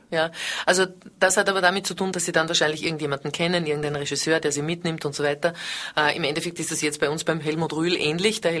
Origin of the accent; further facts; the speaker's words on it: Vienna, Austria; Und dann habe ich mich entschlossen, wieder nach Wien zurückzugehen. Ich bin Wienerin